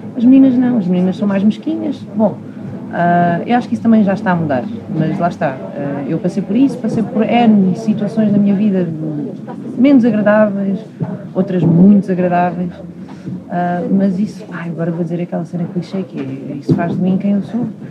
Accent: Leiria, Centro, Portugal; moved away; eu nasci em Leiria

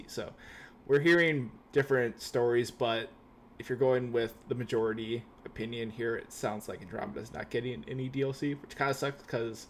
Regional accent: Canada; I'm Canadian

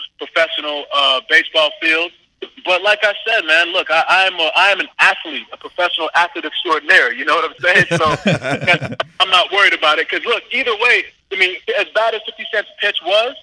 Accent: Winchester, Massachusetts, United States; moved away; I grew up in Winchester, Massachusetts, and then I also went to Boston College

